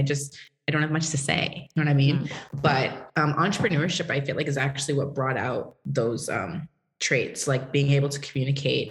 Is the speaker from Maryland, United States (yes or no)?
no; Massachusetts, United States; moved away as an adult; also born or lived in Tennessee; So I grew up in Massachusetts. In a town, you know, nobody really knows about it, about an hour from Boston.